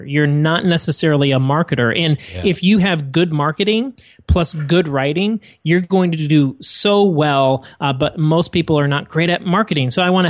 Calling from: Atlanta, Georgia, United States; Sunny Atlanta, Georgia, where it is not like San Diego, where it's 68 and sunny all year round.

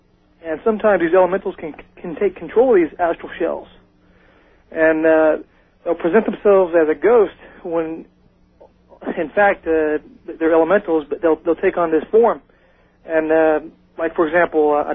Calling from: Southern Indiana, United States; I'm calling from Southern Indiana

